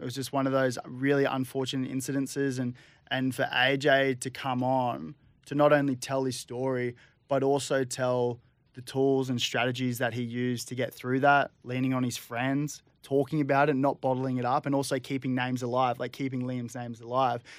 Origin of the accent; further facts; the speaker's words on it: Gold Coast, Queensland, Australia; growing up on the Gold Coast